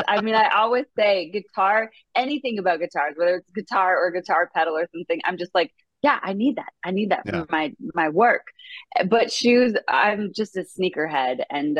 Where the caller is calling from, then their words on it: Nashville, Tennessee, United States; I am joining you from Nashville, Tennessee, my home where I live.